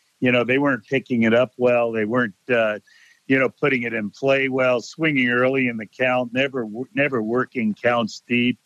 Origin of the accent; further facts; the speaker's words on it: Connecticut, United States; I'm from Connecticut